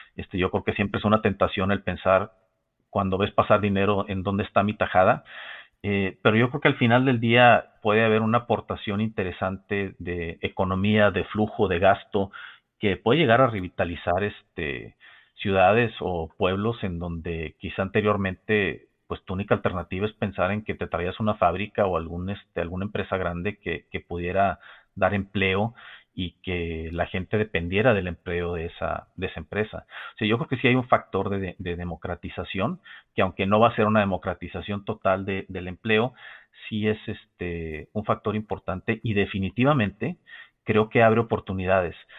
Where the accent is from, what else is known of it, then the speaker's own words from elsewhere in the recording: Mexico; como mexicano